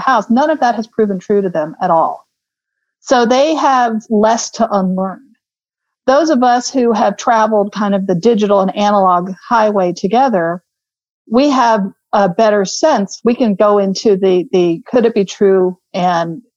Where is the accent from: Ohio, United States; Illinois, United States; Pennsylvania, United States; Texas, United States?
Texas, United States; Houston; also born or lived in London, United Kingdom; now in Austin, United States; growing up in Houston